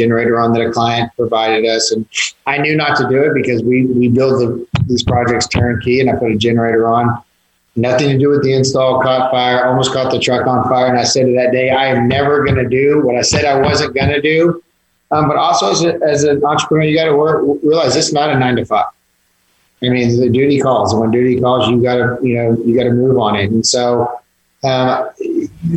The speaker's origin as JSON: {"language": "English", "town": "Georgetown", "region": "Texas", "country": "United States", "tie": "born or raised there", "also_born_or_lived": "Austin, Texas", "lives_now": "San Antonio, United States", "said": "I grew up in Georgetown by Austin, spent some time in Austin"}